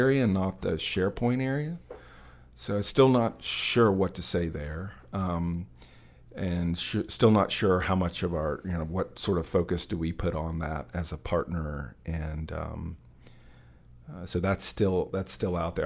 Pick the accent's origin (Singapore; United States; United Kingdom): United States; as an American